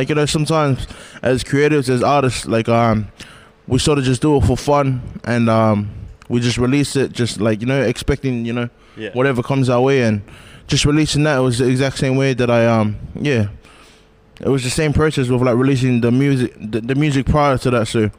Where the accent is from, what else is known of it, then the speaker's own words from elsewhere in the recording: Blacktown, New South Wales, Australia; also born or lived in New Zealand / Mount Druitt; Yeah, so I was actually born in NZ. I resided in Mount Druitt, Western Sydney, and I stayed there for about 5 years, and then I moved to Blacktown, and I've been there ever since. So yeah, West Sydney's home, but also New Zealand too.